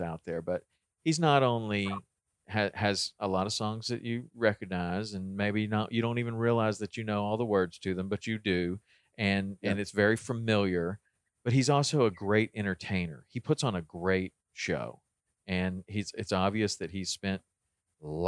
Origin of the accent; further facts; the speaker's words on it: the South, United States; I grew up in the South too.